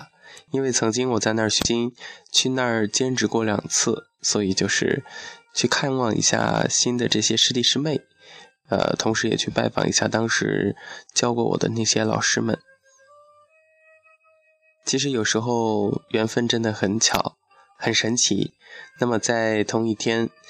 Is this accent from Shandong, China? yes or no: no; Fengjie, Chongqing, China; 这就是我的家乡奉节白帝城，也被称为诗城。